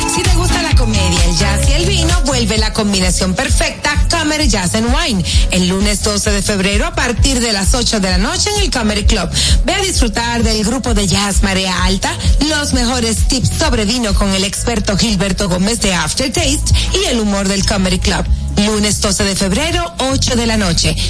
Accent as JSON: {"language": "Spanish", "town": "Santo Domingo", "region": "Distrito Nacional", "country": "Dominican Republic", "tie": "born or raised there", "also_born_or_lived": "Baní", "said": "Santo Domingo, nacida y criada en Santo Domingo"}